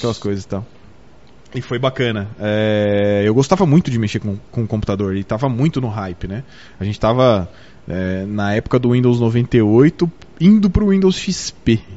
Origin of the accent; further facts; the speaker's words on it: São Paulo, Brazil; now in Botucatu, Brazil; Eu não sou de Botucatu, eu sou de São Paulo, mas eu me tornei botucudo.